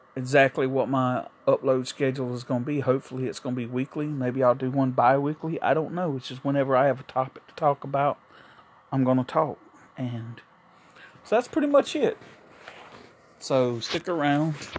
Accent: South Carolina, United States; moved away as an adult; also born or lived in New York; I moved back from New York to South Carolina, where I'm originally from.

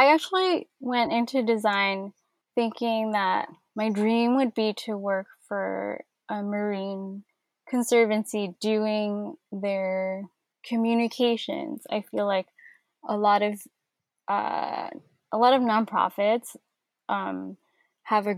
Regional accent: New York, United States; also born or lived in Hong Kong; I remember when we moved to New York when I was around 5

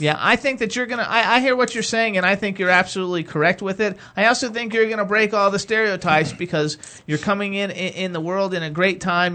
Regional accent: Florida, United States; now in Pennsylvania, United States; I'm from Florida

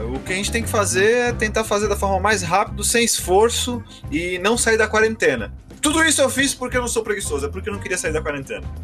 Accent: Brazil; como bom brasileiro

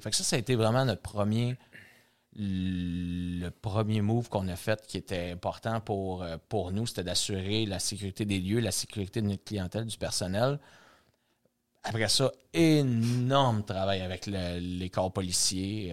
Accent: Saint-Jean-sur-Richelieu, Quebec, Canada; on est à Saint-Jean-sur-Richelieu, c'est ma ville natale

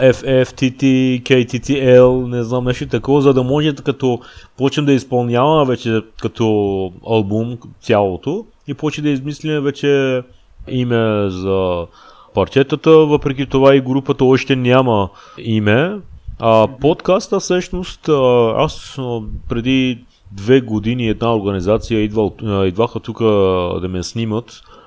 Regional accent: Iran; Bulgarian is a second language; moved away as an adult; now in Bulgaria; аз съм пораснал в Иран, ама искам да израснам в България

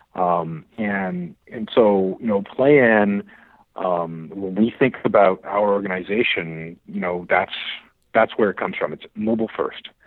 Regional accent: Ottawa, Ontario, Canada; I grew up in Ottawa, actually, okay. the nation's capital

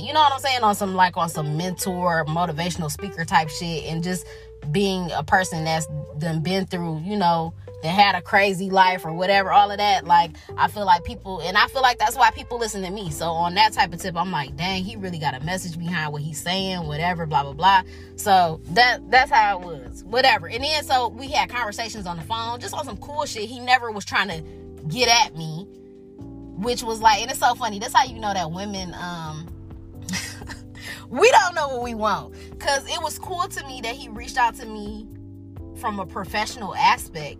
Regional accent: Detroit, Michigan, United States; I was from Detroit

